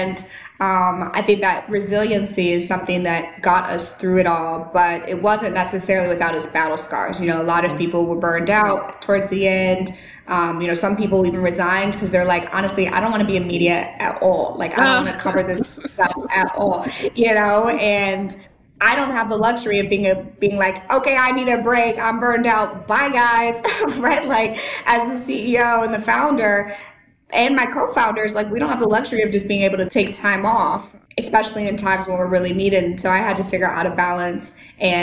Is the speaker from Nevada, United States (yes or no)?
no; St. Louis, Missouri, United States; moved away as an adult; now in Nashville, United States; I lived in St. Louis my whole life. I went to college in St. Louis.